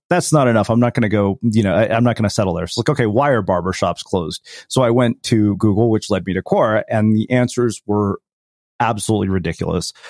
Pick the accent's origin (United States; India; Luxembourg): India; as an Indian person